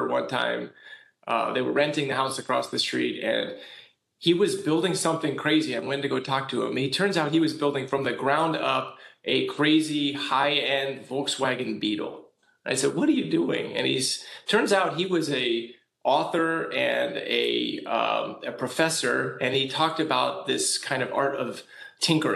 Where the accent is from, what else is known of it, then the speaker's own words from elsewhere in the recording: California, United States; I'm from California. Here we kind of just move on from earthquakes